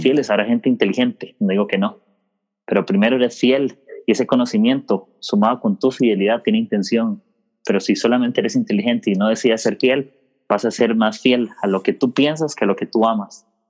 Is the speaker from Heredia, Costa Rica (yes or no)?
no; Desamparados, San José, Costa Rica; yo soy de Costa Rica